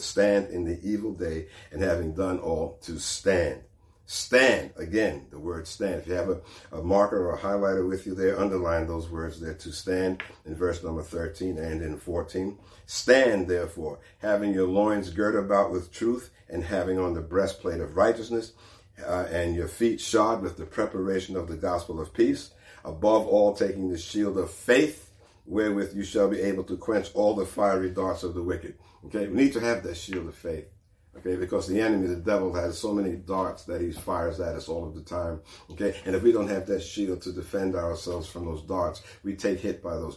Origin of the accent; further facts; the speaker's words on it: East Coast, New York, United States; moved away; I'm from the East Coast where we had plenty of hurricanes and things like that and storms